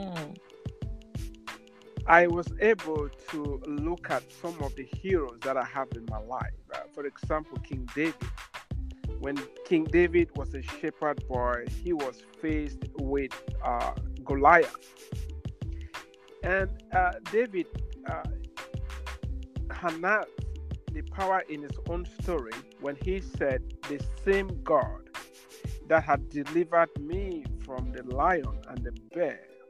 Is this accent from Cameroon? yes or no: yes; Cameroon; moved away as an adult; now in United States; I was from the English side and went to the French side to study